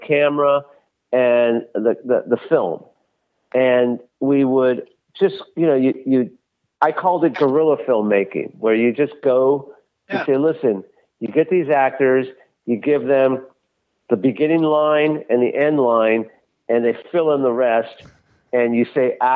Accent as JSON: {"language": "English", "town": "Los Angeles", "region": "California", "country": "United States", "tie": "born or raised there", "said": "I grew up in West Los Angeles, right next to Culver City"}